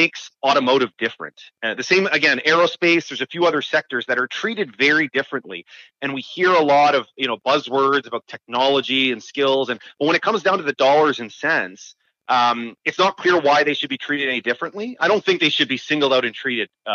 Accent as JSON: {"language": "English", "area": "Waterloo Region", "region": "Ontario", "country": "Canada", "said": "I'm from the Waterloo region"}